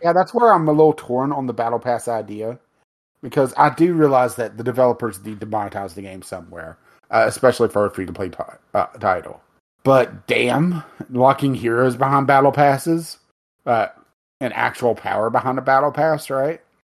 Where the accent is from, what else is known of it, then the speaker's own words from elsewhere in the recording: United States; we're American